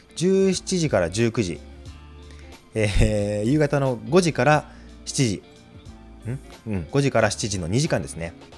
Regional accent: Chiba, Japan; moved away as an adult; 地元の千葉県にあるのであれば

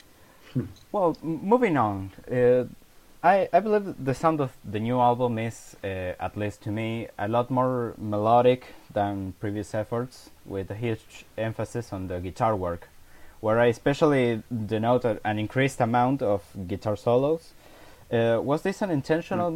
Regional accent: Argentina; we are both from Argentina

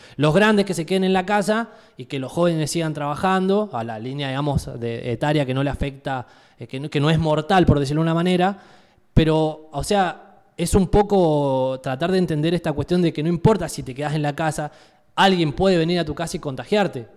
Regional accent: Argentina; nosotros como país, Argentina

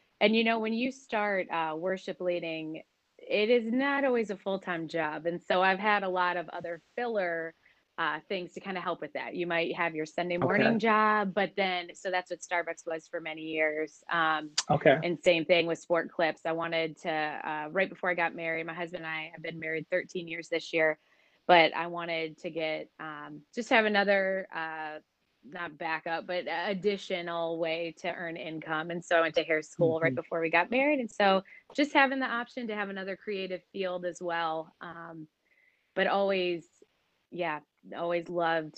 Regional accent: Michigan, United States; moved away as an adult; also born or lived in Memphis, Tennessee; now in Collierville, United States; I'm originally from Michigan, and so that's where all my family is

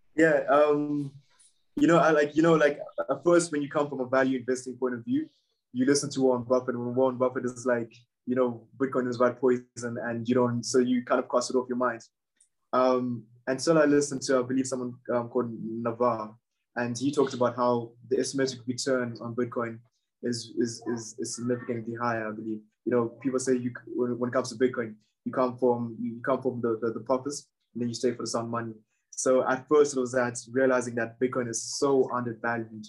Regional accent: Zimbabwe; I'm from Zimbabwe. And in Zimbabwe, we've suffered from about two hyperinflations

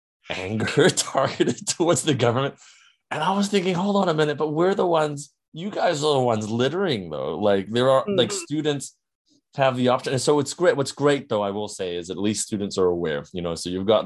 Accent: New Zealand; I come from New Zealand

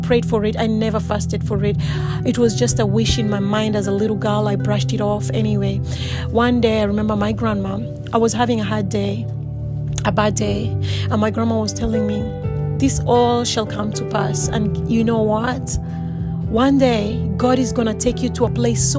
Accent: Kenya; I'm originally from Kenya, born and bred

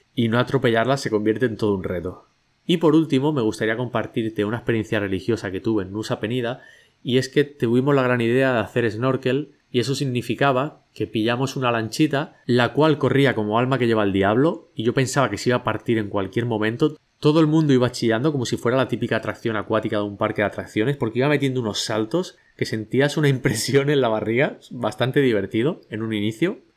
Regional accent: Catalonia, Spain; now in Bali, Indonesia; como buen catalán

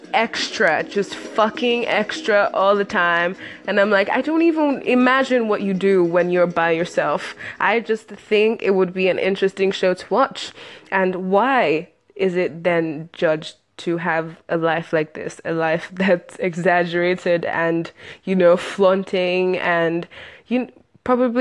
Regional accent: Nigeria; I'm Nigerian

